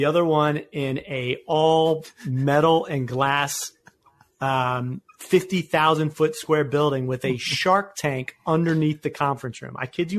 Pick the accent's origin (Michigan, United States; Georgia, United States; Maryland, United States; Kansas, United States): Maryland, United States; Annapolis; I'm from Annapolis, Maryland